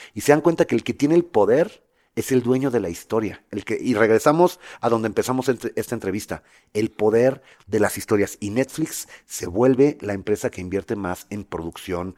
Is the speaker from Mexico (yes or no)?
yes; Mexico; moved away as an adult; como buen mexicano